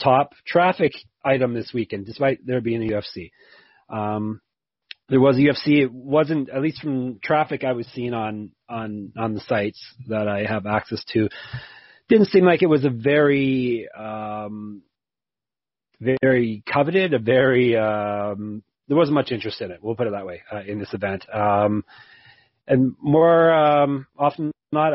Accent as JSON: {"language": "English", "country": "Canada", "said": "I'm Canadian"}